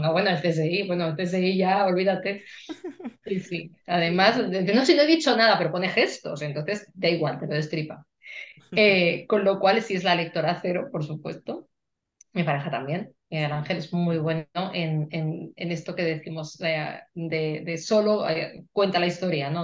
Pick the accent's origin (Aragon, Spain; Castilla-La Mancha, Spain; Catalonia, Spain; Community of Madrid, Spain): Community of Madrid, Spain; Madrid; como buena madrileña